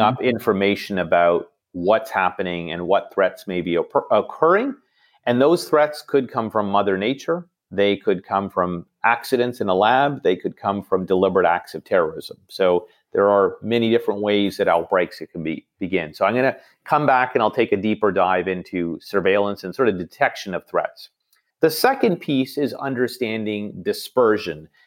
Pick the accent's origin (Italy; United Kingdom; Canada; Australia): Canada; Toronto, Ontario; also born or lived in New York; Toronto, as I mentioned, is, is, uh, where I grew up and, and home